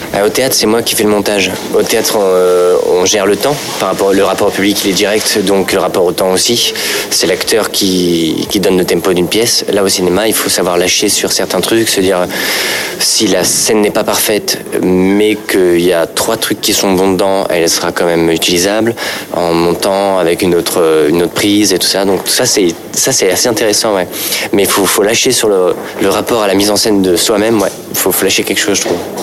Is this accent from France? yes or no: yes; Paris, Île-de-France, France; Je suis parisien